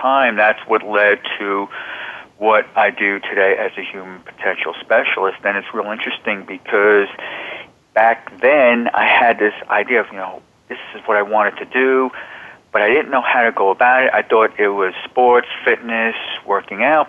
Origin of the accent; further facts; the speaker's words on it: Old Bridge, New Jersey, United States; moved away as an adult; also born or lived in New York; now in Arizona, United States; I was born in New York. I grew up in New Jersey. I grew up in the Old Bridge, New Jersey, Sayreville section, which is in central New Jersey.